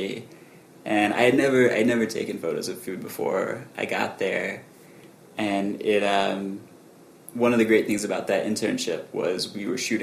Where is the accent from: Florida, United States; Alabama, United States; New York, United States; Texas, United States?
Alabama, United States; now in Los Angeles, United States; I grew up maybe like 30 miles south of Birmingham in the country